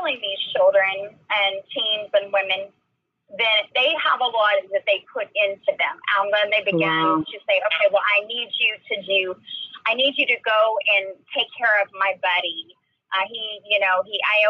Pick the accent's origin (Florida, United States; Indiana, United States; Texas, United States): Texas, United States; Dallas; I grew up in Dallas, Texas